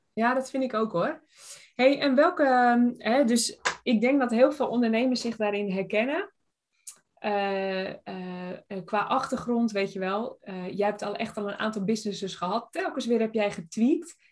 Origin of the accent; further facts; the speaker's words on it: Tuitjenhorn, North Holland, Netherlands; moved away; ik kom oorspronkelijk uit Tuitje Horen